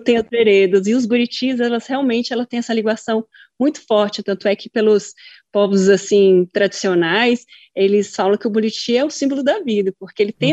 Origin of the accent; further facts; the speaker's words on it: Brasília, Federal District, Brazil; sou brasiliense da cidade